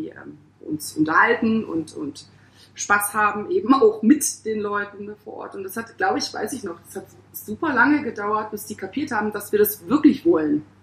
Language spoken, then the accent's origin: German; Hamburg, Germany; also ich als Hamburgerin quasi